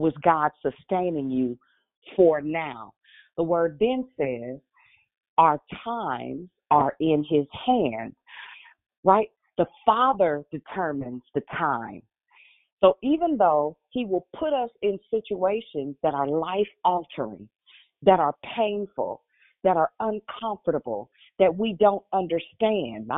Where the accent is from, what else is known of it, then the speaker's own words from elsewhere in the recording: Richmond, United States; I'm from Richmond